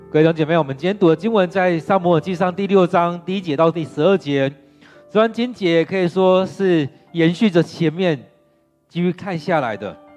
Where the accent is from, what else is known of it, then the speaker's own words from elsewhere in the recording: Taiwan; 我们的台湾人